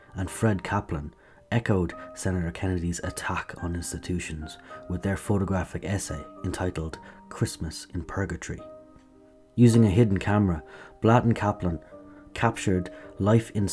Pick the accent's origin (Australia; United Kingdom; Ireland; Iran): Ireland; Kilkenny, Leinster; my hometown, Kilkenny, hosted the German delegation